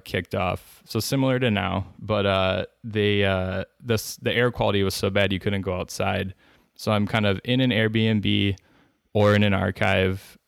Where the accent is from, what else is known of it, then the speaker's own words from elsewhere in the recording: Wisconsin, United States; I'm from Wisconsin